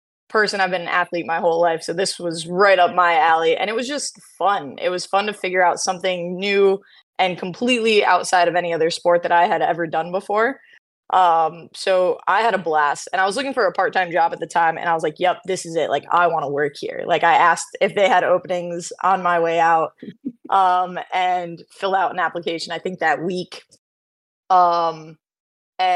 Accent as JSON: {"language": "English", "region": "New York", "country": "United States", "moved": "as an adult", "lives_now": "Maryland, United States", "said": "I'm originally from New York, moved down to Maryland in 2017"}